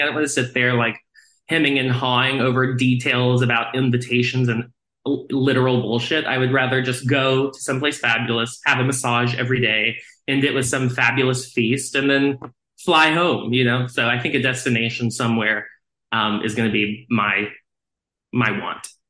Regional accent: Texas, United States; I grew up in Texas

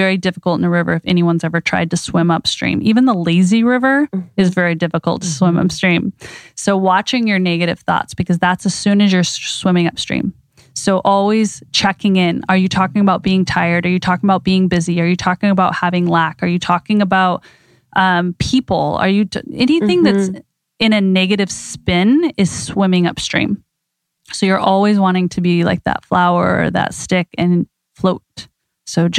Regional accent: Idaho, United States; I grew up in Idaho

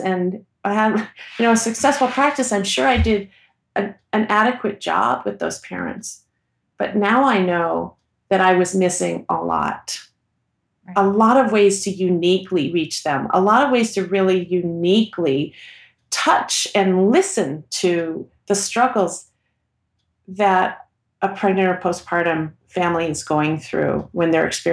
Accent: Portland, Oregon, United States; I'm from Portland, Oregon

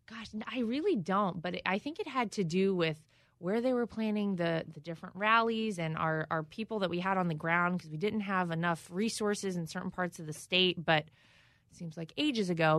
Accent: North Carolina, United States; my home state of North Carolina

